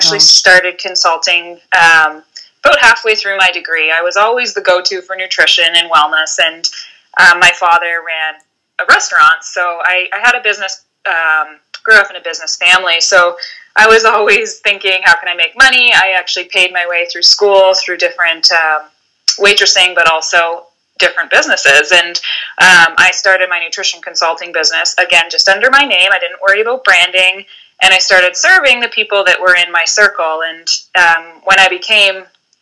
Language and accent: English; Vancouver Island, British Columbia, Canada; moved away as an adult; now in Halifax, Canada; I grew up on Vancouver Island in British Columbia, moving coast to coast about 10 years ago.